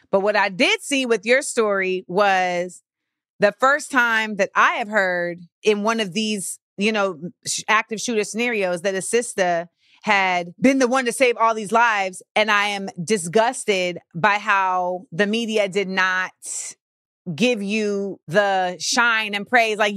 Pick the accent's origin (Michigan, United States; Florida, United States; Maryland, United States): Florida, United States; I'm from Florida.